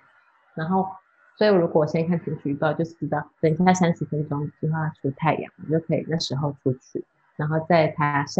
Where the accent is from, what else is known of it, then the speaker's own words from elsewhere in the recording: Taiwan; moved away as an adult; also born or lived in Australia; now in Netherlands; 首先知道我是台湾人的时候